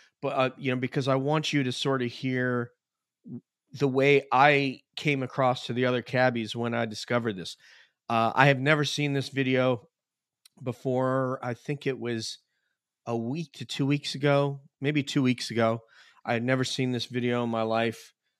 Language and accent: English; New York, United States; I'm from New York.